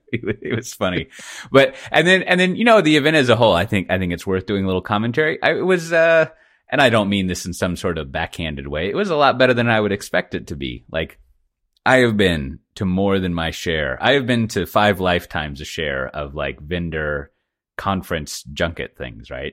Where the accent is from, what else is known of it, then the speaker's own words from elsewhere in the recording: Texas, United States; now in Amsterdam, Netherlands; I'm from Texas